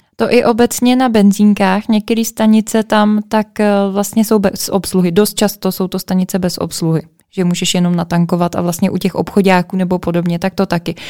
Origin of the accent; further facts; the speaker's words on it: Plzeň, Plzeň Region, Czechia; my jsme z Plzně